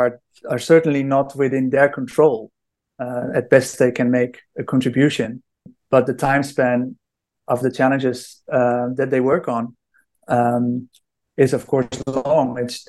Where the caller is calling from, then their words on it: Styria, Austria; So I am calling in from Austria, living in the countryside near Graz, near the south of Austria.